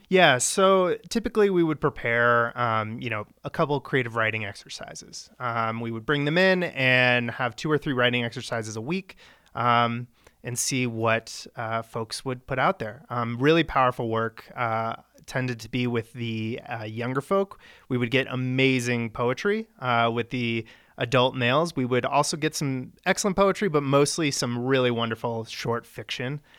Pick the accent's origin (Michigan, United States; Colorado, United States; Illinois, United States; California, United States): Colorado, United States; Centennial; also born or lived in Littleton / Ann Arbor / China / Chicago; I was born in Littleton, uh, raised in Centennial